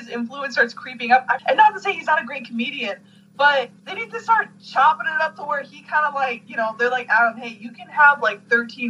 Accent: Canada; as a Canadian

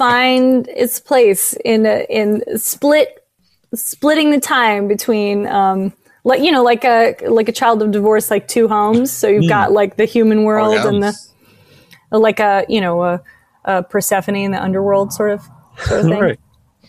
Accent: San Francisco, California, United States; now in Los Angeles, United States; I love that city. I was born there. But I've never really spent much time there as an adult.

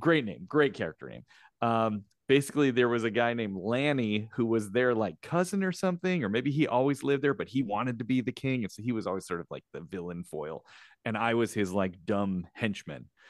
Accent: Chicago, Illinois, United States; moved away; I myself am in Chicago, my hometown

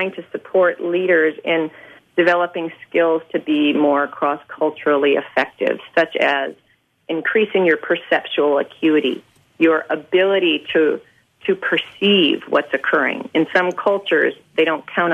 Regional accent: United States; as an American going and living overseas, for the first time I was really able to understand what it meant to be an American

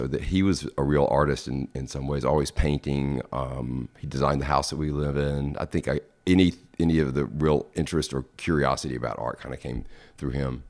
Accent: Madison, Mississippi, United States; also born or lived in Jackson, United States; And we moved out to Madison, which is a little town just north of Jackson, when I was probably in the third grade.

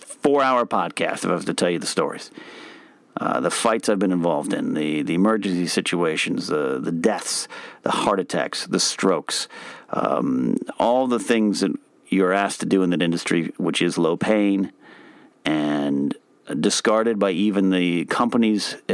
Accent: United States; I'm an American with a dumb American mouth

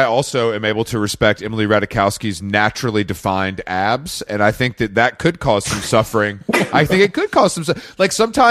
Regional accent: United Kingdom; As a British person, I'll allow you to call it a corset because that's your kind of nomenclature.

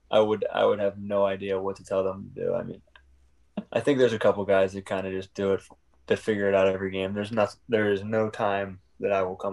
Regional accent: Pittsburgh, Pennsylvania, United States; born or raised there

